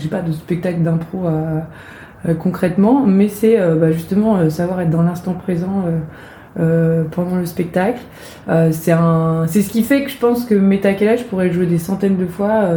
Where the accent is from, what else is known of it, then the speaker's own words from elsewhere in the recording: Brittany, France; moved away; also born or lived in Rennes; je suis bretonne et comme tout bon breton j'aime bien le dire